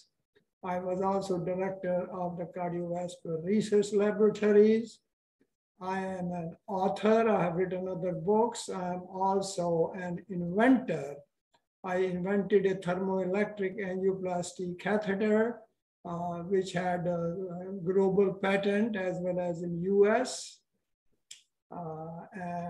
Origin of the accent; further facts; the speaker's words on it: India; moved away as an adult; also born or lived in Pakistan; now in United States; I was born in that part of India, which now belongs to Pakistan